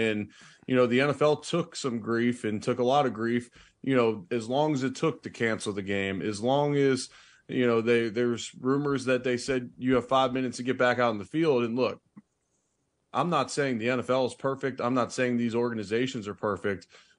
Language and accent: English; Cincinnati, Ohio, United States; now in Buffalo, United States; they would ask me about my hometown and then what became my hometown of Buffalo, my original hometown of Cincinnati.